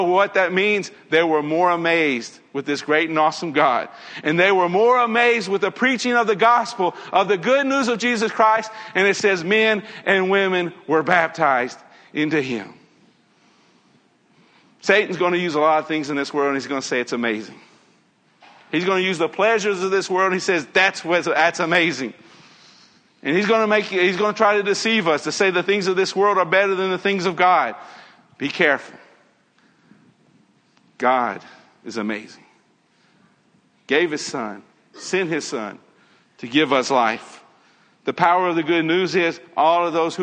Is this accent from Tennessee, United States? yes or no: yes; Nashville, Tennessee, United States; I grew up in Tennessee. Grew up in Nashville.